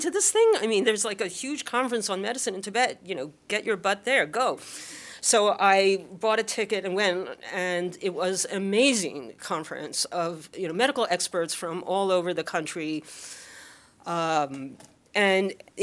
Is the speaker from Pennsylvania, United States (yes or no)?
yes; Philadelphia, Pennsylvania, United States; Growing up in Philadelphia